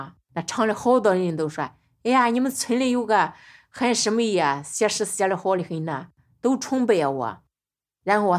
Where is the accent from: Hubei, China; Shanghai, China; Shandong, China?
Hubei, China; 没出过远门，比如说去过俺们老家湖北，就是十八岁去了